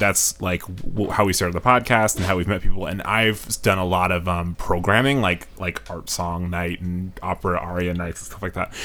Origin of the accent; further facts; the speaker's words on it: New York, United States; now in Chicago, United States; I'm originally from New York